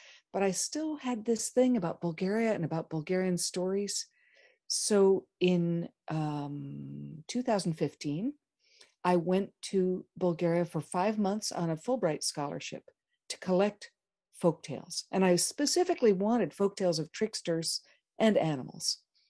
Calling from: Lawrence, Kansas, United States; I am here from Lawrence, Kansas.

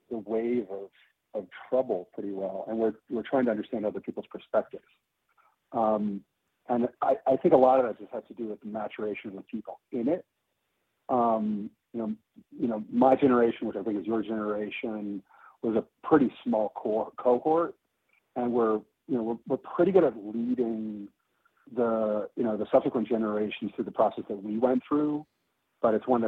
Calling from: Oaxaca, Mexico; Um, I live in Oaxaca, Mexico.

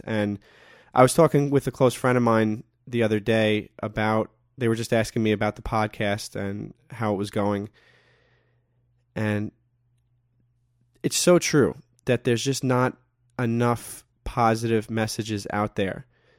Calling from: New York, United States; I'm calling in from New York

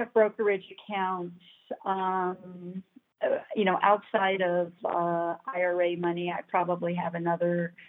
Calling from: Loveland, Colorado, United States; from Loveland, Colorado.

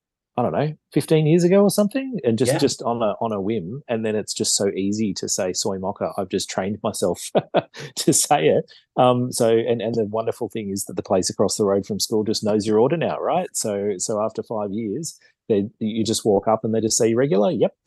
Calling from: Parramatta, New South Wales, Australia; So I live actually just up the road from my school, really. So in near Parramatta in New South Wales.

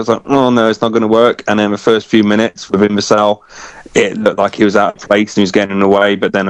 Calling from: Cardiff, Wales, United Kingdom; I'm from Cardiff.

